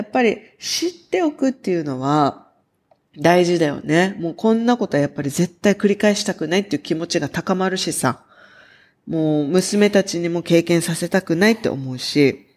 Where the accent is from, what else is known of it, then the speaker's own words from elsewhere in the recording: Okinawa, Japan; 私たちが生まれ育った沖縄